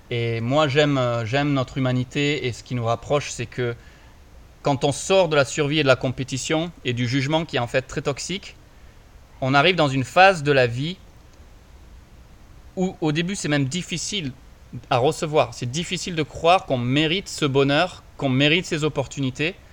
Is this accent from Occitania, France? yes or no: yes; Montpellier, Occitania, France; Bah, moi je suis de Montpellier, dans le sud, 34, represent.